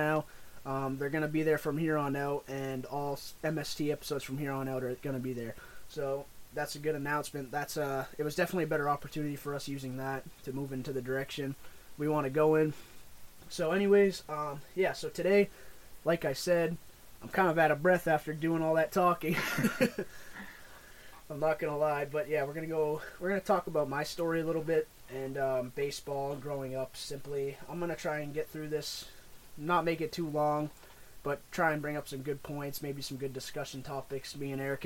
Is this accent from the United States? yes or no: yes; Boston, New England area, United States; we're from Maine and Mass, like the Boston, New England area